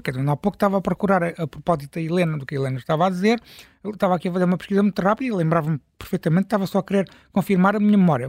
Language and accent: Portuguese; Algarve, Portugal; now in Lisbon, Portugal; eu não sou lisboeta, sou algarvio